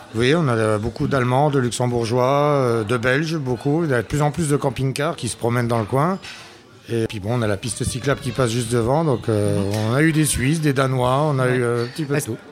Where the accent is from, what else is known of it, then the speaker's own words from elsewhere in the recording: Cattenom, Grand Est, France; je suis natif du village, je suis natif de Catnam.